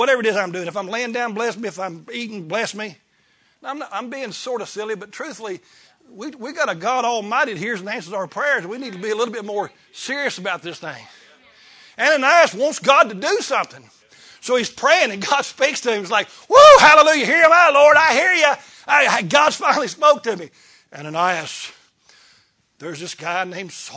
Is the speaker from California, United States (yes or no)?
no; Kentucky, United States; I was raised in Kentucky